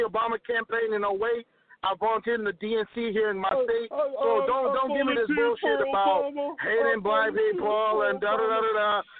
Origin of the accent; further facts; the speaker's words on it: Ethiopia; now in United States; I'm proud to be from Ethiopia. I'm proud to know my own nation, my culture, my language, my history.